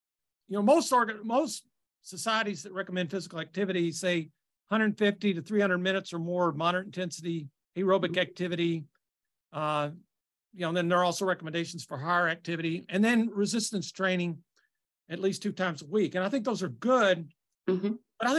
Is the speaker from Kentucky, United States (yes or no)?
yes; Kentucky, United States; I'm from Kentucky